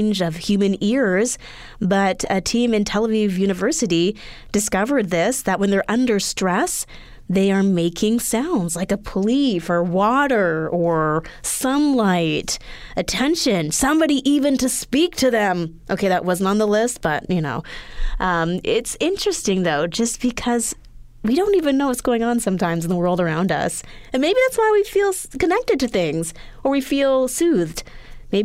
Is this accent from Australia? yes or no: no; Edmonton, Alberta, Canada; moved away; growing up in Edmonton, Alberta, we were further north